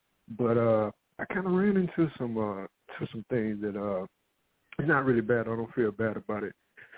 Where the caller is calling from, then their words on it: Arizona, United States; I'm calling from Arizona.